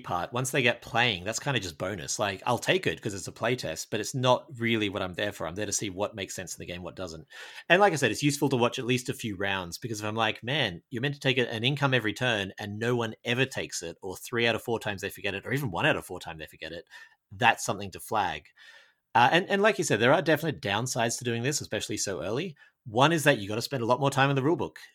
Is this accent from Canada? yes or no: no; Australia; I, I'm from Australia.